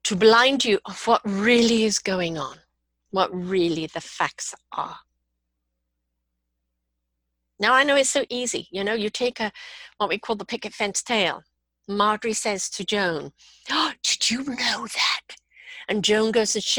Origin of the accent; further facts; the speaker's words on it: Canada; I'm Canadian